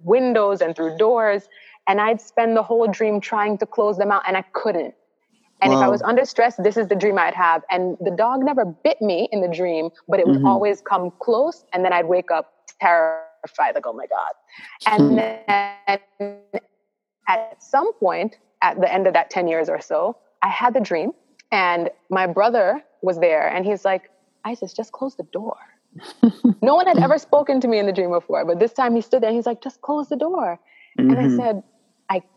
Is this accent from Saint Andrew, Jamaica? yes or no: yes; Stony Hill, Saint Andrew, Jamaica; I grew up in Stony Hill in St. Andrew